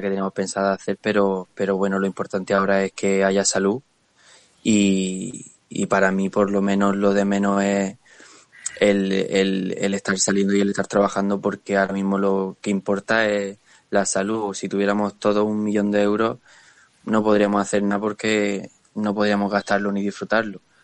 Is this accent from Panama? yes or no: no; Murcia, Region of Murcia, Spain; es mi gente, no es mi tierra